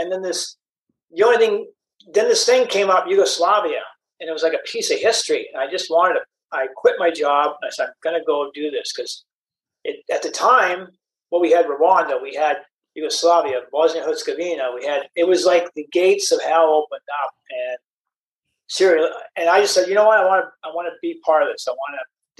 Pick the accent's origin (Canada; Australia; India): Canada; And my mom moved around, raised us. And I grew up mostly in Canada.